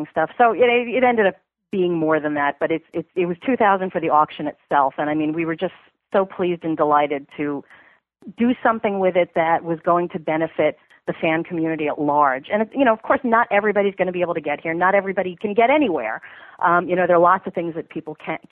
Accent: New York, United States; moved away; I'm a New Yorker. I'm from New York originally

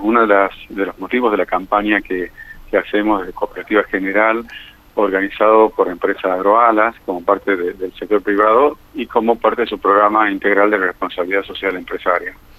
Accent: Tucumán, Argentina; Y en Tucumán, de donde yo soy también

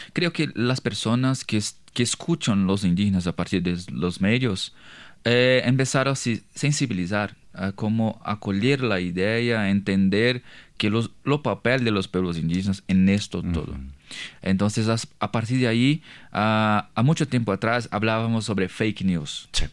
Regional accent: Brazil; Spanish is a second language; yo soy de una comunidad indígena de, de, pueblo Terena, que está cerquita de Paraguay y Bolivia

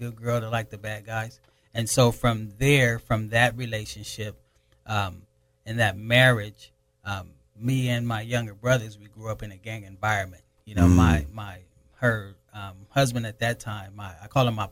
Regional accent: Pomona, California, United States; also born or lived in Lynwood, California; I was just raised out here, actually in the Pomona area

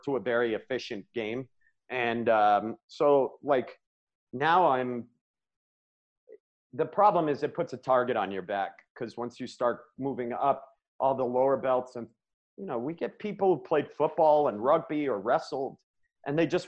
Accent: Maine, United States; now in Colorado, United States; I grew up in Maine

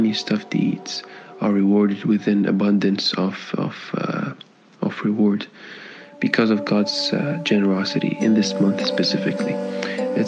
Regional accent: Kuwait; moved away as an adult; now in Canada; I am born and raised in Kuwait, but I moved to Canada when I was just about 18 years old

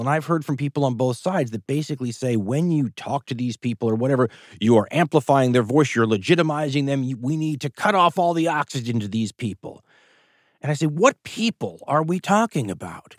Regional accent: Los Angeles, California, United States; moved away as an adult; also born or lived in Boulder, Colorado / Western Oregon; now in Oregon, United States; I was a kid from Los Angeles, California, family in the film business

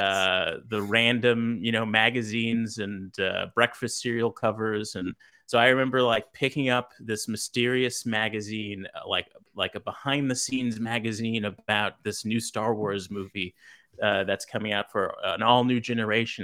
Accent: Los Angeles, California, United States; I grew up in South Central L A.

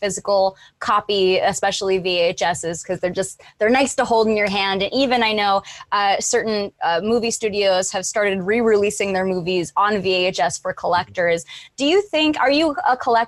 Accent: San Jose, California, United States; born or raised there

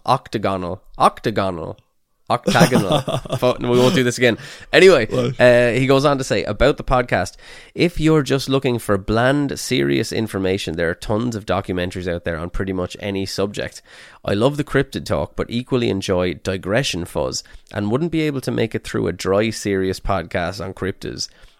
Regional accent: Midlothian, Texas, United States; I grew up in Midlothian, Texas, a small town about 30 miles south of Dallas. When I graduated in 1991, the population of Midlothian was about 5,000.

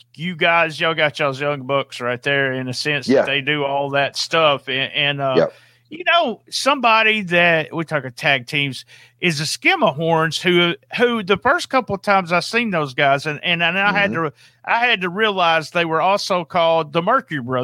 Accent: the South, United States; I'm from the South

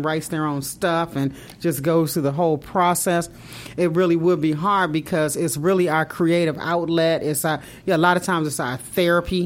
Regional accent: Maryland, United States; moved away; I grew up in Maryland.

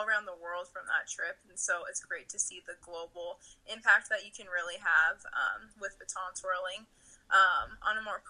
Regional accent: Southern California, United States; now in Provo, United States; I'm originally from Southern California. I grew up twirling and competing there

